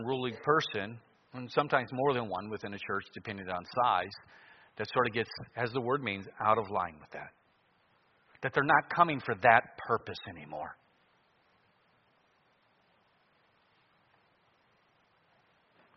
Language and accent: English; Cleveland, Ohio, United States; now in Anchorage, United States; I grew up in Cleveland and I'm in Alaska